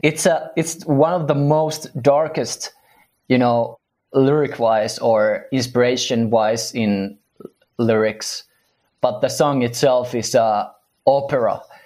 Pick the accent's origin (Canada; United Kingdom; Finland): Finland; we're from Finland